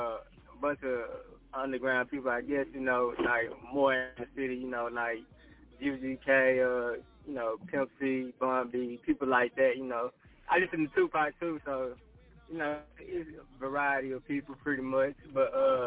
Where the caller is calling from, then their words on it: Houston, Texas, United States; I'm calling from Houston, Texas, Southwest Side to be exact.